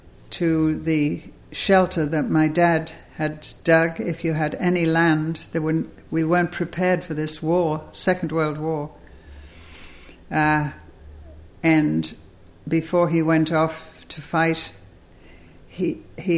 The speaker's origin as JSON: {"language": "English", "town": "Liverpool", "region": "North West England", "country": "United Kingdom", "tie": "born or raised there", "also_born_or_lived": "Cambridge", "moved": "as an adult", "lives_now": "United States"}